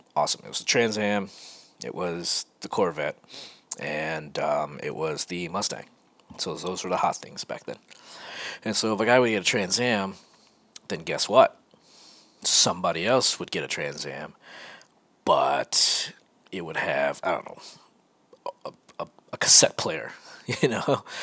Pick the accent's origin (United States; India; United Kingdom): United States; Rochester, New York; moved away as an adult; also born or lived in California; Growing up in Rochester, I was, I, I, guess I would say I was a straight edge kid.